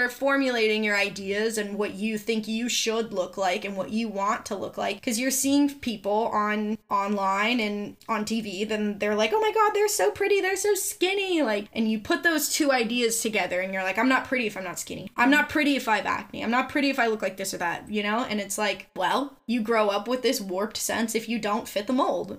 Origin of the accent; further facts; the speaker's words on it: Southern California, United States; growing up in Southern California comes with its own little niche of every girl thinks that they're ugly